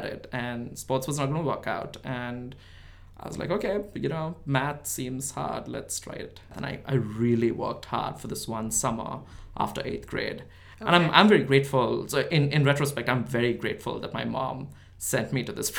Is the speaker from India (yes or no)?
yes; India; I grew up in India, yeah. I grew up in this small town in India.